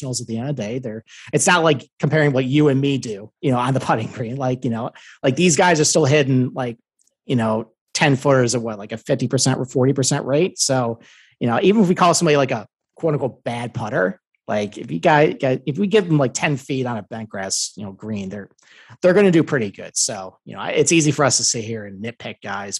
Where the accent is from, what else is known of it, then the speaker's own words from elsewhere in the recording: Northeast, United States; I'm from the Northeast